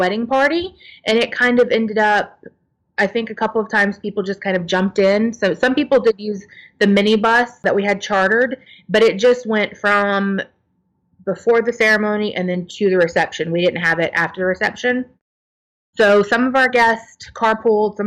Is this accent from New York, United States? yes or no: no; Florida, United States; I was born and raised in Florida, just a couple hours from Disney